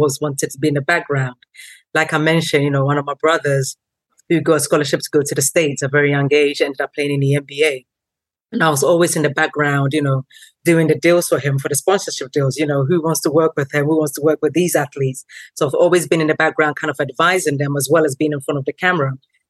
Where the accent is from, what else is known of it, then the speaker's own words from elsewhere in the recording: Tottenham, London, United Kingdom; Growing up in Tottenham, a very multicultural, diverse community.